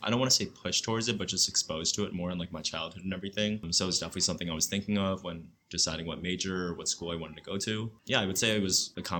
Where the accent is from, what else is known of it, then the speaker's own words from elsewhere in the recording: central New Jersey, United States; moved away as an adult; now in California, United States; I'm from New Jersey originally, central New Jersey, and then I went to Rutgers University.